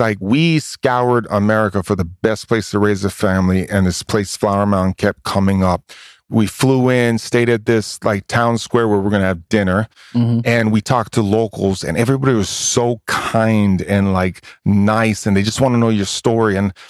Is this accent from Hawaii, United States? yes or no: yes; Hawaii, United States; also born or lived in Oakland, California; now in Texas, United States; I grew up in Hawaii, man. I went from Hawaii being the only white kid to Oakland being the only white kid.